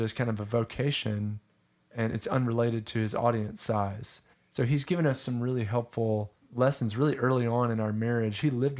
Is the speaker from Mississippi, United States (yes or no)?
no; North Carolina, United States; born or raised there; moved away as an adult; also born or lived in Nashville, Tennessee; now in Charlottesville, United States